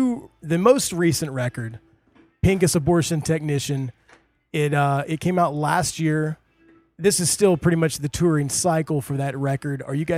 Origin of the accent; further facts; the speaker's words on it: Midwest, United States; growing up in the Midwest